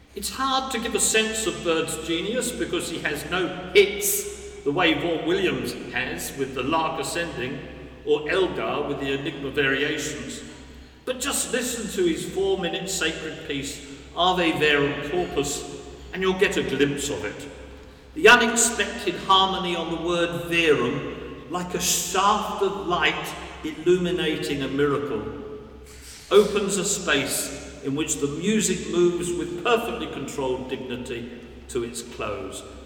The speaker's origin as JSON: {"language": "English", "region": "London", "country": "United Kingdom", "tie": "born or raised there", "said": "I was born in 1951 in West Norwood, South London"}